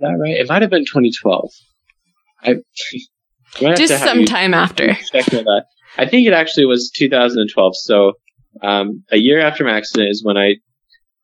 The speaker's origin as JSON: {"language": "English", "region": "Arizona", "country": "United States", "moved": "as an adult", "said": "I'm from Arizona and came up to BYU as a freshman in 2010."}